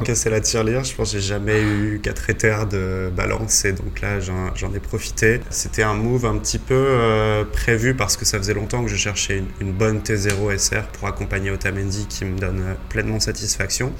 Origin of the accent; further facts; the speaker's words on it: Brittany, France; moved away as an adult; also born or lived in Rennes; now in Mexico; je suis né en Bretagne. On va dire que le club le plus proche de chez moi, ça va être Guingamp, Stade Rennais